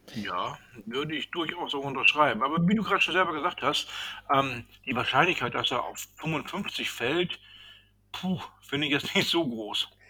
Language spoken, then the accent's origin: German; Northern Germany, Germany; wie wir hier bei uns im Norden sagen